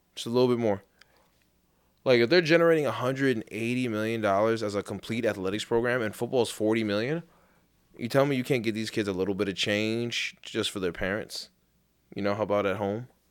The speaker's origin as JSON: {"language": "English", "region": "New York", "country": "United States", "said": "I'm from Saint Albans"}